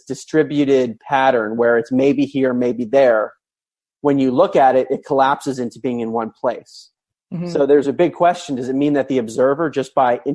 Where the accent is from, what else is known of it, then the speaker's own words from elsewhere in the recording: Maryland, United States; I grew up in Maryland